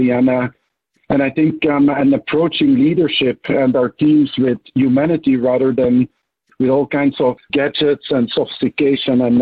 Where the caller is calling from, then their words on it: Switzerland; so, yeah, I'm joining from the Swiss Alps.